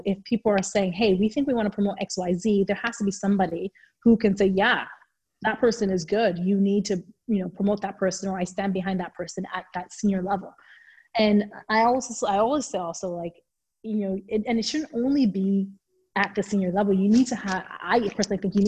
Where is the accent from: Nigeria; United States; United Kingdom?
Nigeria; moved away; growing up in Nigeria